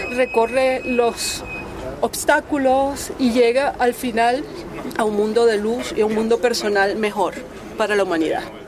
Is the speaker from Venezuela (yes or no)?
yes; Venezuela; now in United States; Nosotros venimos de los Estados Unidos, somos ciudadanas norteamericanas, pero nacidas en Venezuela.